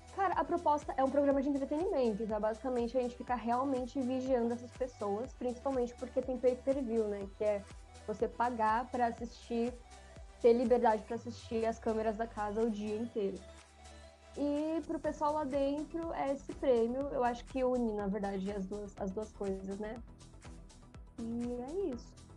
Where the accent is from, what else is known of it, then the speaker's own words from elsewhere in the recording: São Paulo, Brazil; Eu sou de São Paulo, eu sou do Grajaú